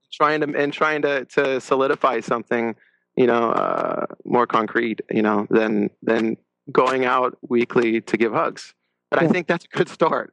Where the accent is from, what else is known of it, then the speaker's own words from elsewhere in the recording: La Crescenta, California, United States; grew up in la crescenta uh, california